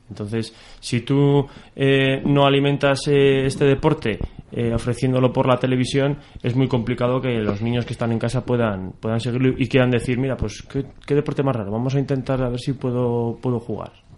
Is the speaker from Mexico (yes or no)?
no; Soria, Castile and León, Spain; yo soy de Soria